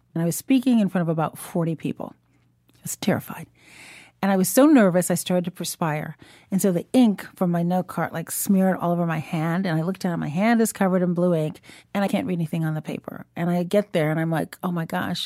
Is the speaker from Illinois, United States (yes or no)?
yes; Chicago, Illinois, United States; also born or lived in Shiraz, Iran; Growing up in Chicago